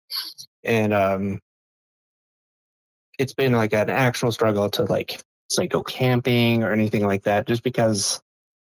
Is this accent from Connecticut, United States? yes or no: no; Matanuska Valley, Alaska, United States; moved away; I grew up in Alaska